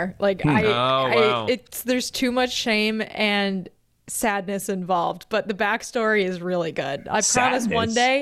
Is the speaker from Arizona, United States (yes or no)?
no; Chicago, Illinois, United States; accent: Chicago